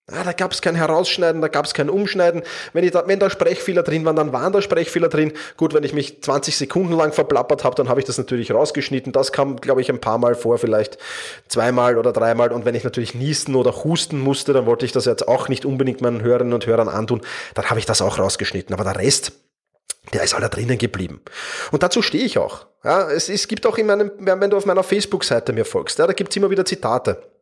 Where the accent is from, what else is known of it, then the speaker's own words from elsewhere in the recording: Vienna, Austria; accent: Viennese; Ich bin Wiener, das hörst du auch. Ähm, in der Regel bekomme ich dafür eigentlich positiv, also nicht, dass ich Wiener bin, sondern für meinen Wiener Dialekt ganz positives Feedback.